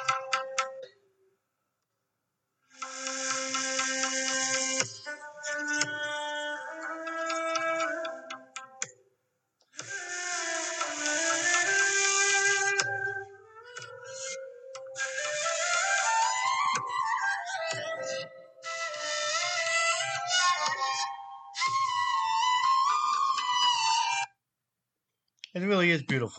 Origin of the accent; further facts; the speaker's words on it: United States; I am an American